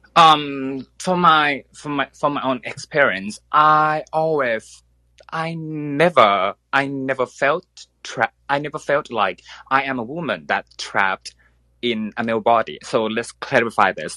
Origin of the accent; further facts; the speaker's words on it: Thailand; English is a second language; I am from Thailand. So bear with me because uh, English is not my first language